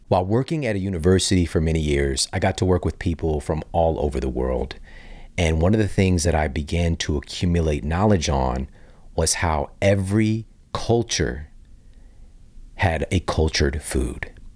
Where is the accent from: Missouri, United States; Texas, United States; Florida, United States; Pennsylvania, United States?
Missouri, United States; St. Louis; also born or lived in Ferguson, Missouri; growing up in Saint Louis